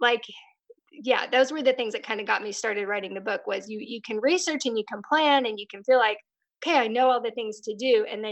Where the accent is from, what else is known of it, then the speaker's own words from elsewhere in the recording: Texas, United States; moved away as an adult; now in Tulsa, United States; I grew up in Texas